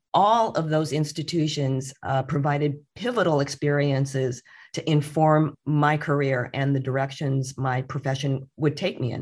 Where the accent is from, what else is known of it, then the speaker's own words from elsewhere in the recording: Redlands, California, United States; I actually grew up about sixty miles from here in a place called Redlands, California.